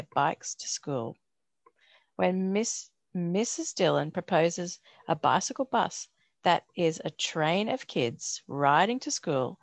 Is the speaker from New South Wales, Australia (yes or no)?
no; Brisbane, Queensland, Australia; now in Melbourne, Australia; Growing up in Brisbane, which is actually where Stephen Herrick is, I rode to school